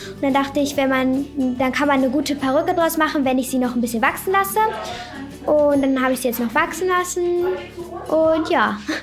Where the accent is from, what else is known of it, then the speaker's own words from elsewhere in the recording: Hamburg, Germany; ich bin zwölf Jahre alt, ich komme aus Hamburg